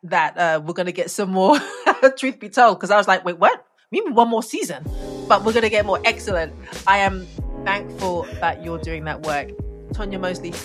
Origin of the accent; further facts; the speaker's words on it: United Kingdom; also born or lived in Ghana; I'm British as well and Ghanaian